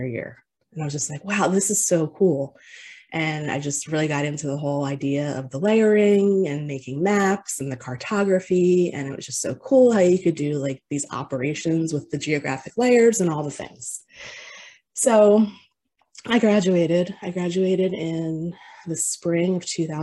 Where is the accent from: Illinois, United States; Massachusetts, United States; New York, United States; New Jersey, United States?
New Jersey, United States; near Atlantic City; I grew up in New Jersey in a town very close to Atlantic City